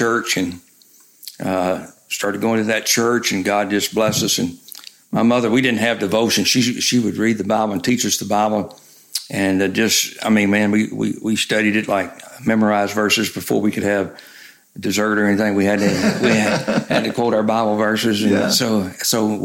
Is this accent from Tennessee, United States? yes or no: yes; Memphis, Tennessee, United States; moved away as an adult; also born or lived in Chattanooga, Tennessee / Florida / Griffith, Indiana; I grew up in Memphis, Tennessee